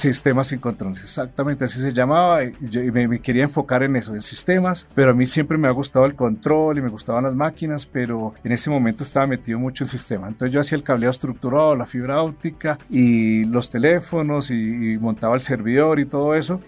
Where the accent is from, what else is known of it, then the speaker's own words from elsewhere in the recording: Colombia; uno como colombiano, como emprendedor